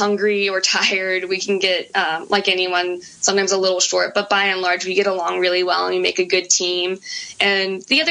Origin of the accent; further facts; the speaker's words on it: United States; as an American